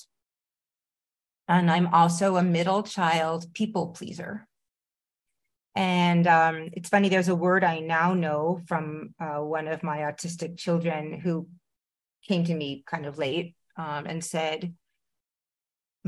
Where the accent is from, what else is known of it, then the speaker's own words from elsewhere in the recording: Rye, New York, United States; also born or lived in Long Island; I grew up in Rye, Mamaroneck